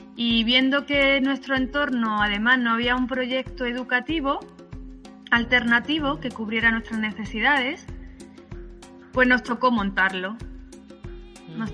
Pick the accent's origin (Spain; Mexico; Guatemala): Spain; Málaga, Andalusia; yo nací en Málaga